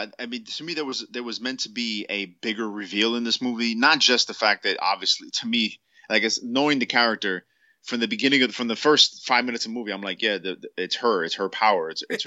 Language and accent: English; Michigan, United States; Like, I guess I'm from Michigan. I don't know.